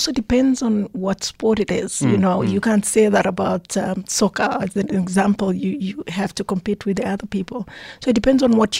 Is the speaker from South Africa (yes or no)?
yes; South Africa; I'm proudly South African.